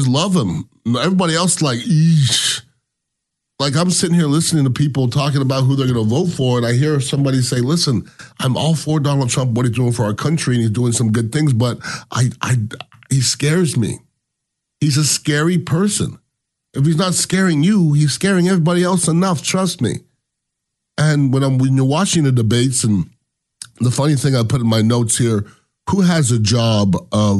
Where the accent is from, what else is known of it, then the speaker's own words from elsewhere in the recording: United States; I am American